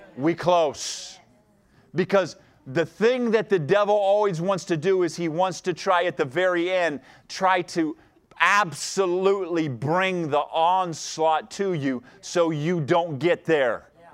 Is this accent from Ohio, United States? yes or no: yes; Ohio, United States; moved away; I grew up in Ohio, and, and my mom and dad are still there